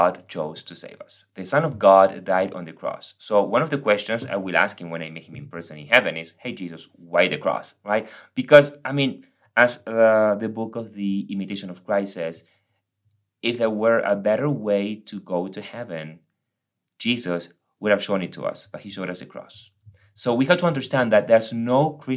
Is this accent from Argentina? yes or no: yes; Argentina; English is a second language; moved away as an adult; now in United States; I'm from Argentina. I came to the States almost 13 years ago.